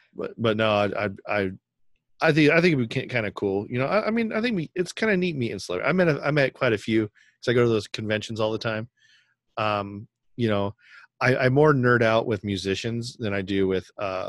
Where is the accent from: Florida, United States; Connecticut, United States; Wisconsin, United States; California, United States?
California, United States; Sacramento; We're from Sacramento, too.